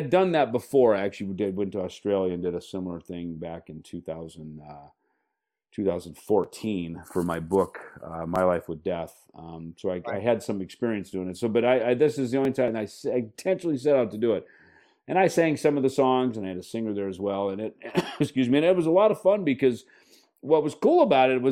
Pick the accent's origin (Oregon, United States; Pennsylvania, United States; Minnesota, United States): Minnesota, United States; I'd played it in bands growing up in Minnesota as a teenager.